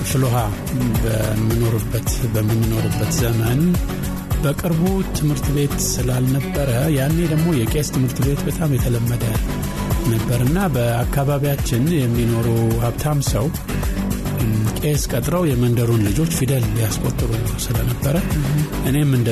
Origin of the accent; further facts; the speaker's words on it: Addis Ababa, Ethiopia; also born or lived in Gondar / Harar; የተወለድኩት በእኛ ጊዜ ክፍለ ሀገር ነው የምንለው በጎንደር ክፍለ ሀገር ነው ግን ትዝታ የሚጀምረው ገና በአራት አምስት ዓመቴ ላይ አዲስ አበባ ነው እና በዚህ አዲስ አበባ በምናድግበት ጊዜ መጀመሪያ እንደመጣው ፊት በር ነበር የሚባለው። በኋላም ፍሎሃ፣ ከዛም በኋላ ዘበኛ ሰፈር እንለው ነበር።